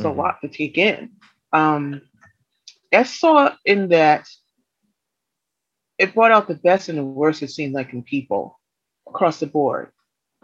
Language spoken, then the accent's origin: English; New York City, New York, United States; as a New Yorker